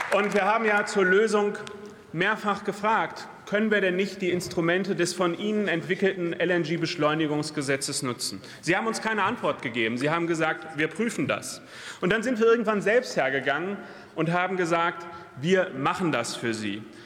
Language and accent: German; Lüdenscheid, North Rhine-Westphalia, Germany; born or raised there